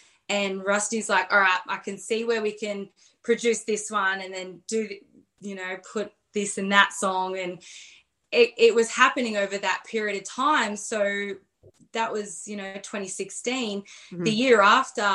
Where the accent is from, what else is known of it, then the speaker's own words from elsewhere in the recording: small town near Campbelltown, New South Wales, Australia; also born or lived in Pilbara, Western Australia; now in Hunter Valley, Australia; So I lived about 30 minutes away in a small town.